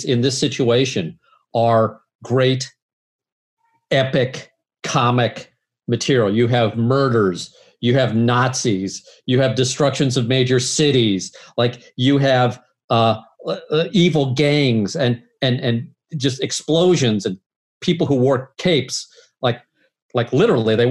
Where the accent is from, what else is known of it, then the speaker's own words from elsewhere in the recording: St. Louis, Missouri, United States; We're both from St. Louis